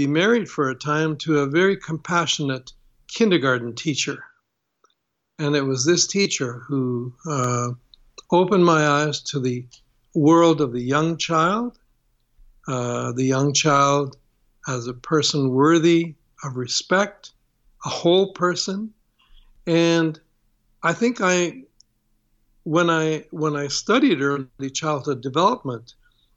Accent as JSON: {"language": "English", "town": "Toronto", "region": "Ontario", "country": "Canada", "tie": "born or raised there", "said": "my growing up in Canada"}